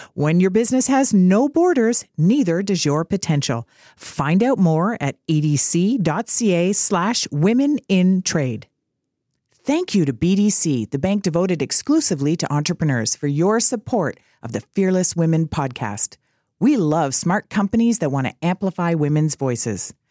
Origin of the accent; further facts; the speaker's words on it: Canada; all Canadians have. We've got our quiet confidence